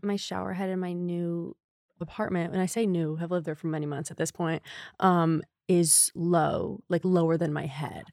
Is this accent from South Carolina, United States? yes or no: no; Connecticut, United States; moved away as an adult; also born or lived in Chicago; now in New York, United States; I am from Connecticut